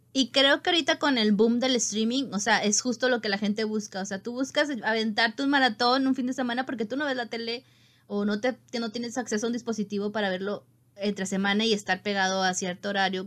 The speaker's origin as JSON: {"language": "Spanish", "country": "Mexico", "said": "como mexicano"}